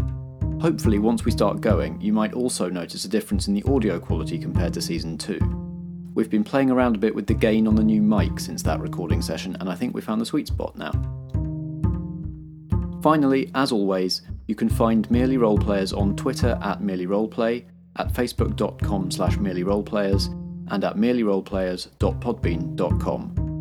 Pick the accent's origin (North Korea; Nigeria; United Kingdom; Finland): United Kingdom; I'm excited to see how, as British people who are generally a bit wary of guns, we all fit into the weapon-heavy, action-heavy Western genre.